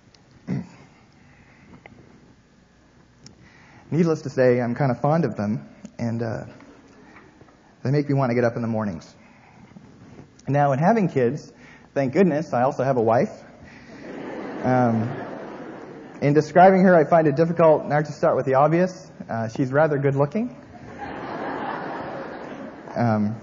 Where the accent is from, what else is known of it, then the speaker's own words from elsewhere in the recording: Canada; now in United States; I am Canadian.